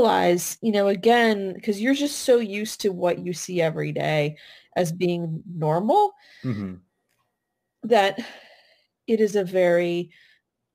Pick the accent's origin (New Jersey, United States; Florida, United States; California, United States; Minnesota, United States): California, United States; moved away as an adult; also born or lived in East Coast; I grew up in California, so West Coast, came out to school on the East Coast